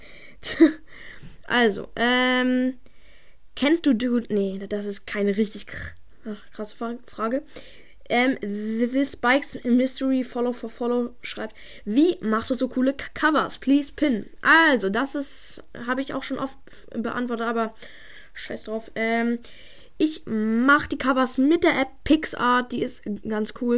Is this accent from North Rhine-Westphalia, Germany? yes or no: no; Munich, Bavaria, Germany; now in Berlin, Germany; ich bin in, in München geboren